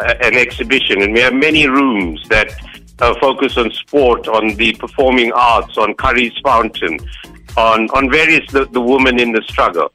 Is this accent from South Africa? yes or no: yes; South Africa; we are South Africans first.